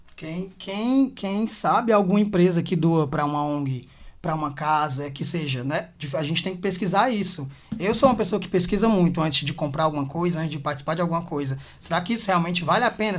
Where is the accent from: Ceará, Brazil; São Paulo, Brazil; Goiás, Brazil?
Ceará, Brazil; Quixadá; now in Fortaleza, Brazil; eu sou de Quixadá, né? Moro aqui faz, esse mês, é, fizeram nove anos.